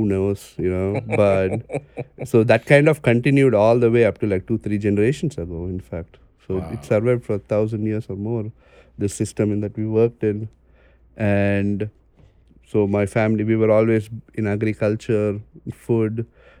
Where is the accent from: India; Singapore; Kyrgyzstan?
India; Chennai, Tamil Nadu; born there; Yeah, so I was born in Chennai. You know, Chennai is a small southern city. I call it small. It's got a huge population. It's in the east coast, the southeast of India.